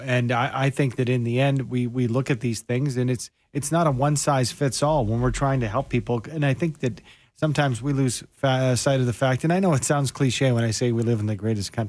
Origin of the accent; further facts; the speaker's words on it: Canada; as a Canadian